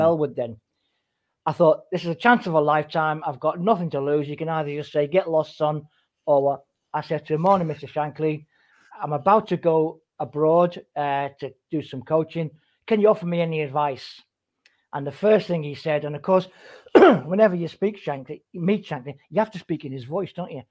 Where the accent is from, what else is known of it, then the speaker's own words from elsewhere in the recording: Liverpool, North West England, United Kingdom; moved away as an adult; also born or lived in Singapore; I'm now back back home in Liverpool